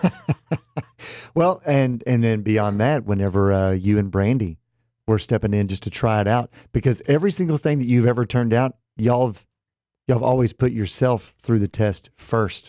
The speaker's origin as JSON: {"language": "English", "region": "Texas", "country": "United States", "tie": "born or raised there", "said": "me growing up in Texas"}